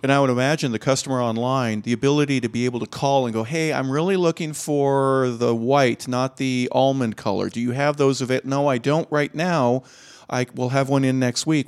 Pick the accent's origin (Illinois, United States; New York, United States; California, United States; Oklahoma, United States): California, United States; moved away; I'm from California